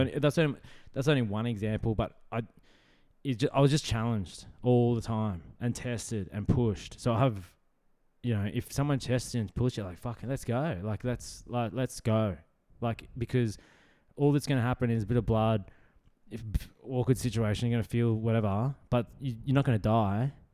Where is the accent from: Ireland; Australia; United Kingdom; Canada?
Australia; Brisbane, Queensland; just Brisbane. Yeah, like just city, city slicker